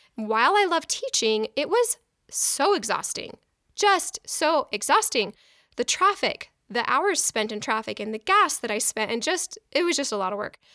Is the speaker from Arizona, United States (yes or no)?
yes; Mesa, Arizona, United States; moved away as an adult; also born or lived in Boston, Massachusetts; I grew up in Mesa, Arizona